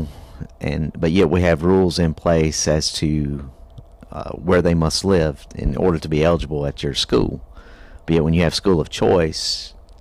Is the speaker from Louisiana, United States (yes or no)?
no; York, South Carolina, United States; I grew up in York High, in York